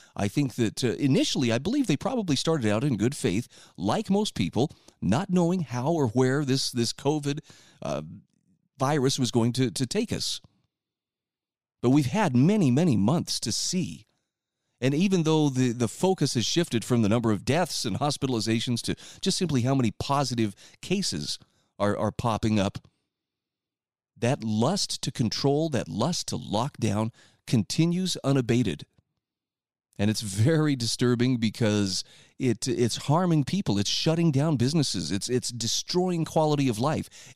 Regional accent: Utah, United States; my home state of Utah

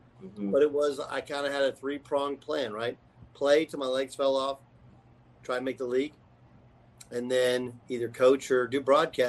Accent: Orange County, California, United States; I grew up in Orange County, and I was a sports junkie. My dad was a New Yorker.

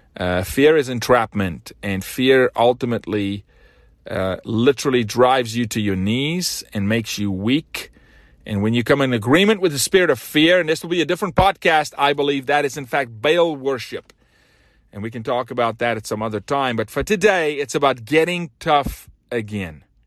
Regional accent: South Africa; now in United States; I'm from South Africa, raised very different, went to school barefoot

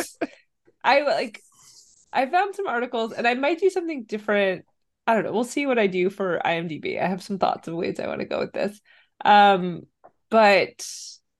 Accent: Austin, Texas, United States; That happened in my hometown

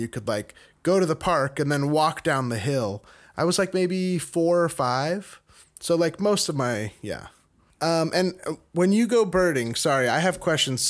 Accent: a suburb outside Sacramento, California, United States; also born or lived in Long Beach, California; I was born in Long Beach and grew up in a suburb outside Sacramento. It was a very small place when I moved there and was sort of rapidly growing.

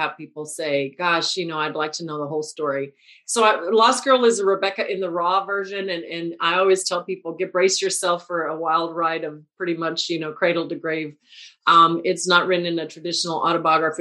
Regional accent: Texas, United States

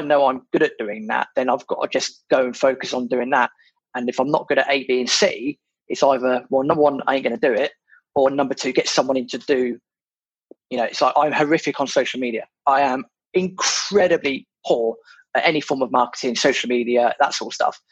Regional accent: United Kingdom; being British

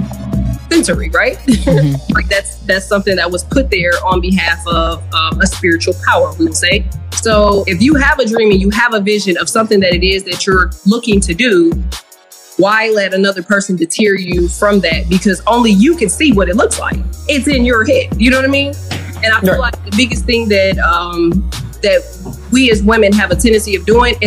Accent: Michigan, United States; also born or lived in Louisiana; now in Illinois, United States; I was born in Michigan and my family is from Louisiana

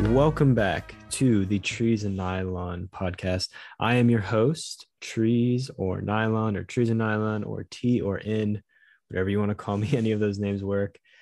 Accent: Southeast, United States; I grew up in the Southeast

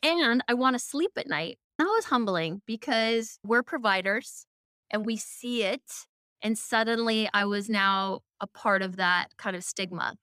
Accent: Seattle, Washington, United States; I grew up in Seattle, very holistic surroundings

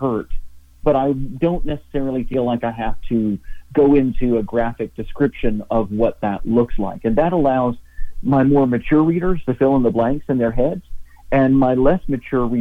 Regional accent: Knoxville, Tennessee, United States; I grew up in Knoxville, Tennessee, and was living and working in Tennessee on September 11th, 2001

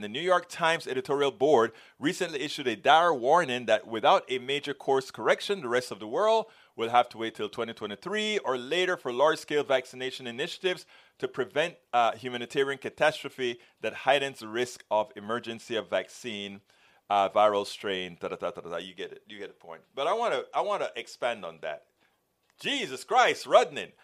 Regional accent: Panama; now in United States; I came from Panama, a Latin American country

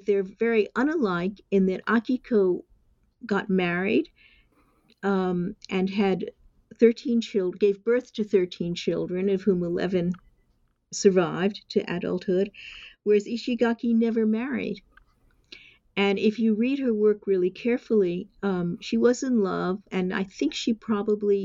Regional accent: New York City, New York, United States; moved away as an adult; now in Japan; I'm an American. I was born in New York City

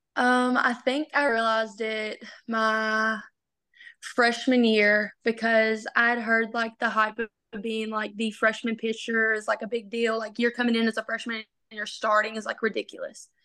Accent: Palestine, Arkansas, United States; I grew up in Palestine, Arkansas.

